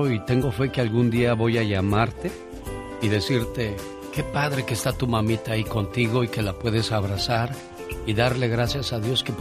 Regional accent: Mexico City, Mexico; soy, soy chilango, niña

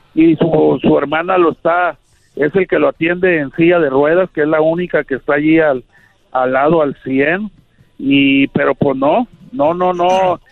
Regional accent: Monclova, Coahuila, Mexico; also born or lived in Querétaro / Gómez Palacio, Durango; toda mi vida la viví en Monclova, Coahuila.

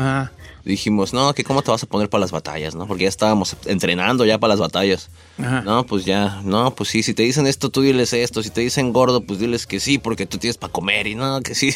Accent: Nezahualcóyotl, State of Mexico, Mexico; yo nací en, en Ciudad Nezahualcóyotl

